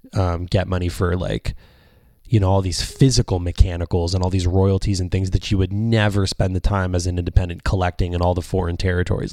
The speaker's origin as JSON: {"language": "English", "country": "Canada", "said": "being a Canadian"}